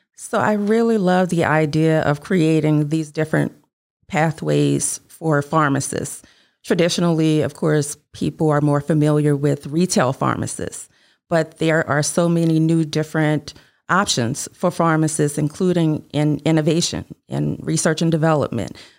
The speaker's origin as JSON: {"language": "English", "town": "New Orleans", "region": "Louisiana", "country": "United States", "tie": "born or raised there", "said": "growing up in New Orleans in the eighties and nineties"}